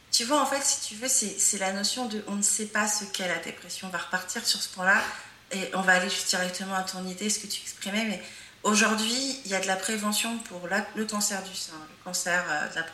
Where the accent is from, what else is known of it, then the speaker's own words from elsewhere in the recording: France; born there; Moi, je suis africaine, euh, mais j'ai grandi, en, même si je suis née en France.